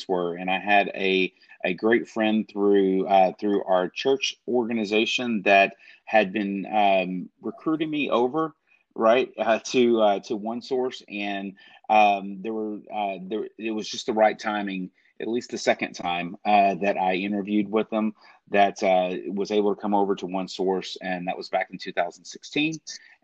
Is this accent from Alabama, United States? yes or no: no; Southeast Texas, United States; I was born in Southeast Texas, and with family roots back into Louisiana and Mississippi